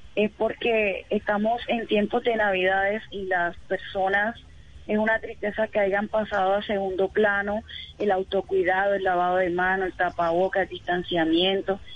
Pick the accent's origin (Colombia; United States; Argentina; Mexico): Colombia; Cartagena, Bolívar; yo soy de Cartagena, Bolívar